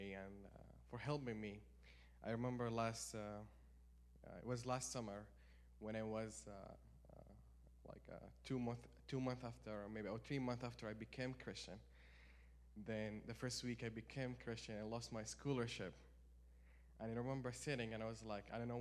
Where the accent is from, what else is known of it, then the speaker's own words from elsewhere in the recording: Saudi Arabia; moved away; I'm from Saudi Arabia, so I live like about 80 miles away from the desert